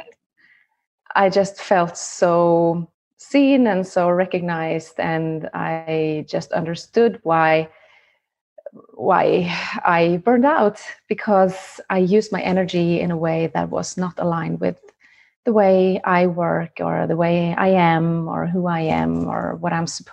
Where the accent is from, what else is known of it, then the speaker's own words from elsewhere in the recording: Norway; I am from Norway